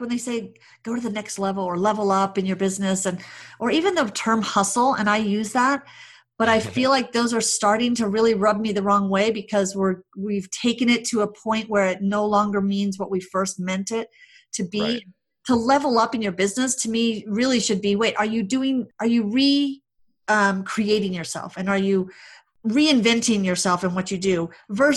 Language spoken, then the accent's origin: English; Hawaii, United States; also born or lived in California / Arizona; now in Denver, United States; I grew up in Hawaii, lived in California, then moved to Denver